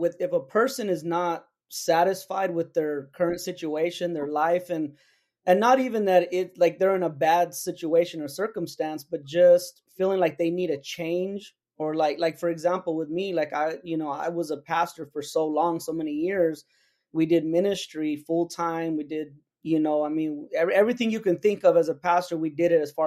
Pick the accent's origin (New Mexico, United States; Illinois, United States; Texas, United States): New Mexico, United States; my home state of New Mexico